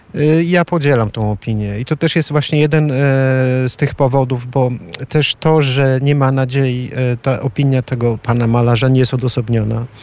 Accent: Poland; moved away as an adult; also born or lived in Ireland; now in Sofia, Bulgaria; wielu nas tutaj Polaków mieszkających

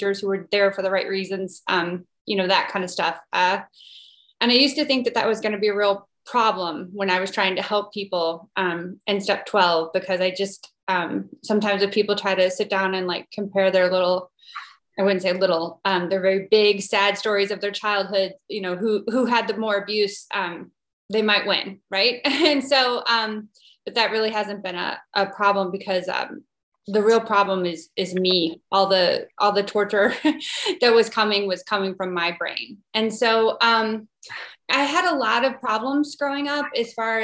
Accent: Midwest, United States; I'm from the Midwest, kind of stereotypical Midwestern upbringing

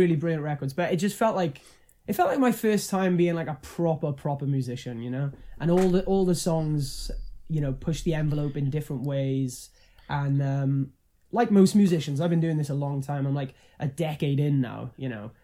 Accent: Wales, United Kingdom; I'm, I'm Welsh

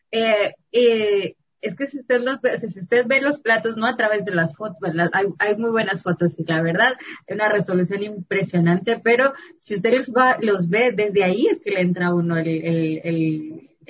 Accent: Ocós, San Marcos, Guatemala; De parte de Ocosa, Ahí, saludos también, gente hermosa, familia.

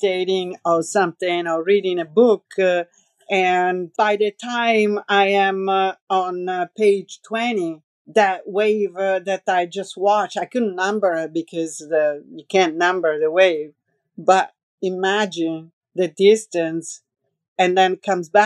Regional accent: near Lake Piediluco, Umbria, Italy; accent: Roman; English is a second language; moved away; also born or lived in New York; there is this lago near my hometown. It's called Lago di Piediluco.

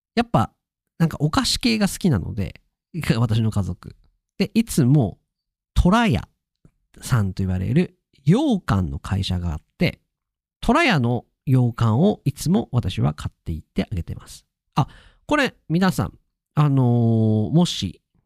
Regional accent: Akita, Japan; 秋田、私の地元最後の夜になります。

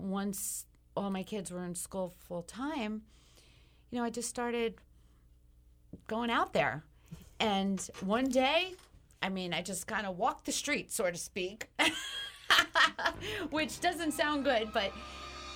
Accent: United States; moved away as an adult; We're from New Jersey and New York

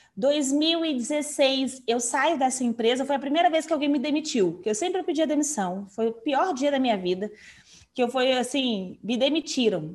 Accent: Brasília, Federal District, Brazil; sou de Brasília

